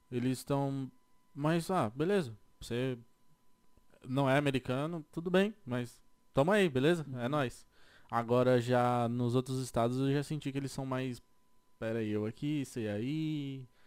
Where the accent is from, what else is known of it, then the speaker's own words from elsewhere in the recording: Brazil; also born or lived in Florida; now in California, United States; Eu vou ser um brasileiro.